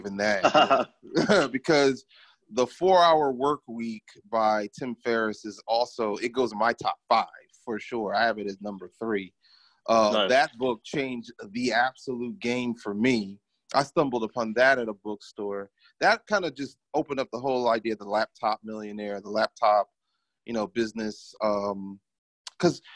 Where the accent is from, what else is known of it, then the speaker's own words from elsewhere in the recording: Philadelphia, Pennsylvania, United States; I'm from Philadelphia, which is a pretty big city on the East Coast